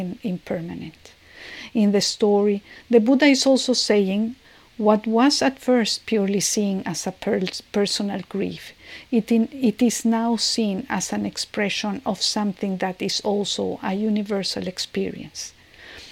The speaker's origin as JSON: {"language": "English", "region": "Mexico City", "country": "Mexico", "moved": "yes", "lives_now": "San Francisco, United States", "said": "I'm from Mexico City and I am living now in San Francisco"}